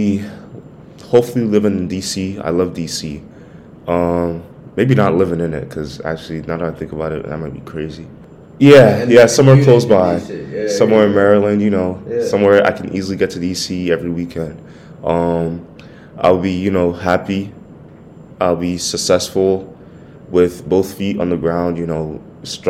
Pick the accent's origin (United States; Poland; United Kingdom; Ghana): Ghana; I'm Ghanaian